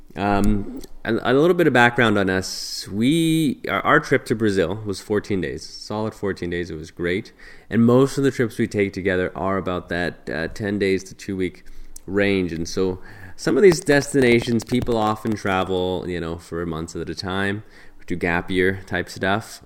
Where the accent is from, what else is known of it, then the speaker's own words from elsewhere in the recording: Alberta, Canada; we're from Canada, um, in Alberta actually, in Canada, the western part of Canada